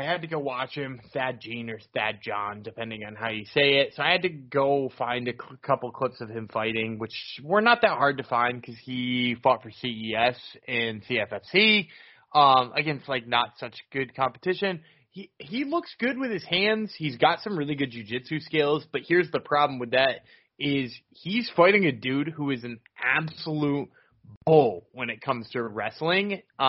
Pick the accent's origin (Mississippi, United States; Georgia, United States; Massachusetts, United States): Massachusetts, United States; Boston; That's why I said of course we would, because we're from Boston.